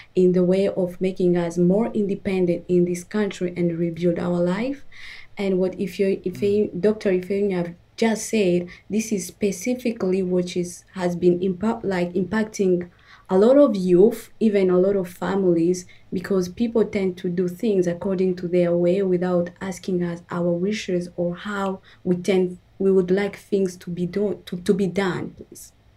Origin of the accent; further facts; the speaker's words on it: DR Congo; also born or lived in Uganda; now in Nova Scotia, Canada; I'm originally from the Congo and during the war, we had to flee, and we found ourselves in Uganda